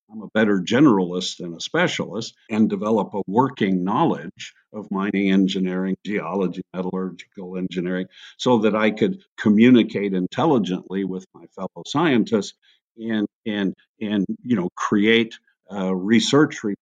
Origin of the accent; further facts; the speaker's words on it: Hawaiian Islands, United States; moved away; I grew up in the Hawaiian Islands, which was a, a remarkably multi ethnic, multicultural environment